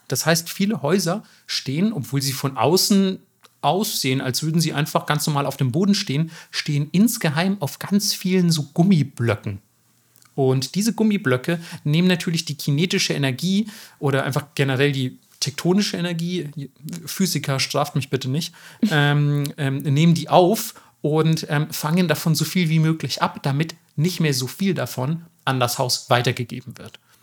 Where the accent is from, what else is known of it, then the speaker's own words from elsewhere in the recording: Bavaria, Germany; Bayern, da wo ich herkomme